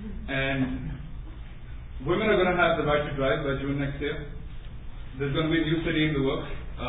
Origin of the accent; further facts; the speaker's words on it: Qatif, Eastern Province, Saudi Arabia; also born or lived in Dammam; I grew up in Saudi Arabia and I was born in Qatif, and I live in Dammam, but I travel to Qatif because that's where my favorite restaurant is.